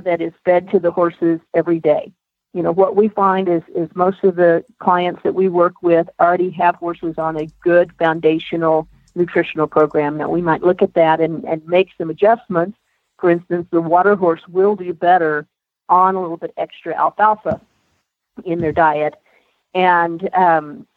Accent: Texas, United States; moved away as an adult; now in Colorado, United States; I grew up in Texas

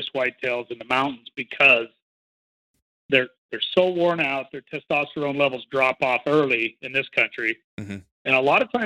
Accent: Idaho, United States; also born or lived in Montana; Born and raised in Idaho, pretty much lived Idaho and Montana my whole life

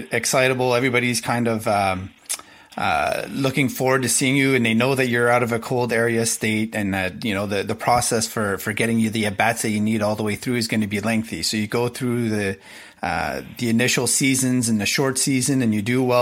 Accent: Montreal, Quebec, Canada; moved away; I grew up in Montreal initially

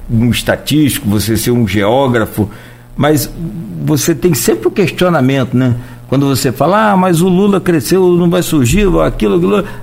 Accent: Itauí, Brazil; eu falava aqui que eu sou de Itauí, e você percebe os índices de violência por lá aumentaram muito.

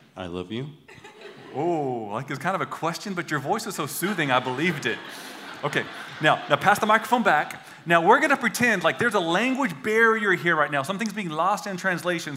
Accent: United States; accent: redneck

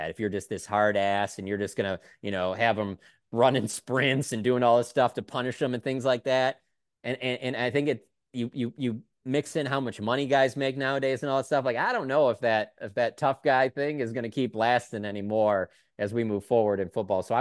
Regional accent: Detroit, Michigan, United States; I'm from Detroit

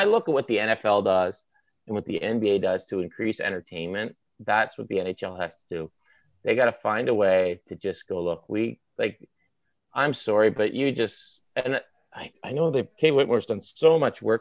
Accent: the Maritimes, Canada; accent: maritime; now in Toronto, Canada; my maritime accent

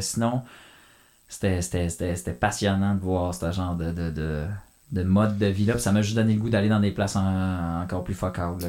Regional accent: Canada; je suis Canadien

